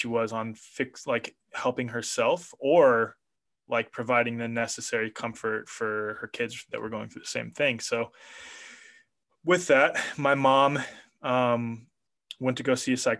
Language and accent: English; Kansas City, United States; moved away; also born or lived in New York; I grew up in Kansas City